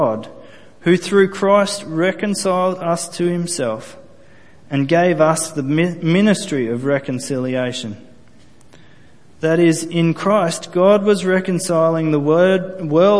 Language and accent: English; Australia; I'm not Jewish. I'm Australian, first and foremost. I was descended from Scottish people